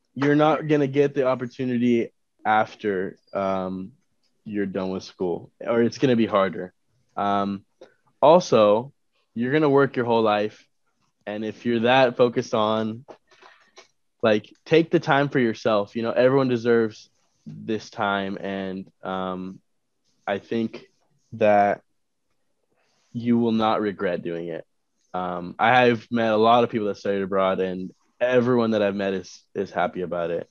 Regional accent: Turlock, California, United States; I'm from Turlock

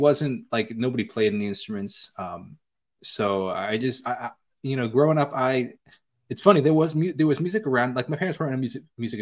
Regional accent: Northport, New York, United States; Born and raised in New York

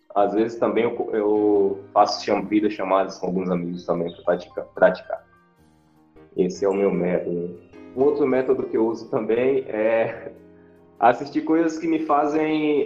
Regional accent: Feira de Santana, Bahia, Brazil; sou de Feira de Santana, na Bahia

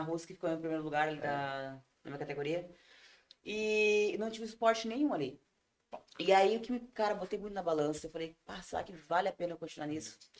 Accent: Ivorá, Rio Grande do Sul, Brazil; accent: colono; moved away as an adult; now in Tramandaí, Brazil; em Ivorá, na minha terra natal

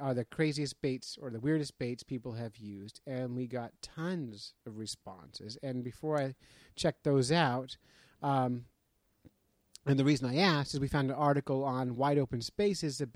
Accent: New Jersey, United States; now in Conway, United States; I went to high school in New Jersey. I am New Jersey.

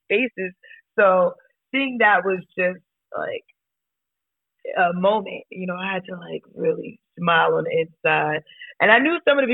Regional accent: New York City, New York, United States; now in Atlanta, United States; I come from New York City, where people that are in these positions, that have these titles, that have these opportunities, do not look like us

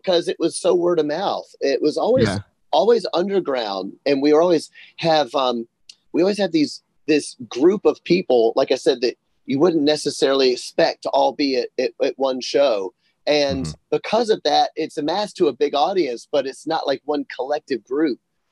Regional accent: Memphis, Tennessee, United States; I'm from Memphis

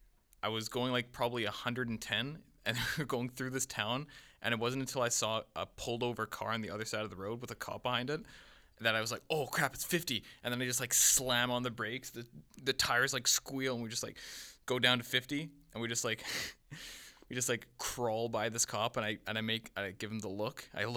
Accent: Winnipeg, Manitoba, Canada; we're from Winnipeg.

